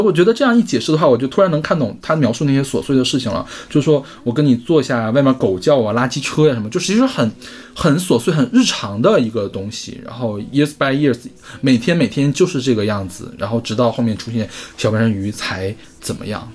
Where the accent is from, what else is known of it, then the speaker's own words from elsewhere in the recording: China; 毕竟咱们是中国人